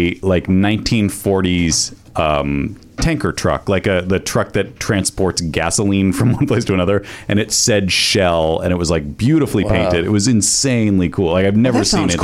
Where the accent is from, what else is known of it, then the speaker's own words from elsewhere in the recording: East Coast, United States; moved away; I'm from the East Coast too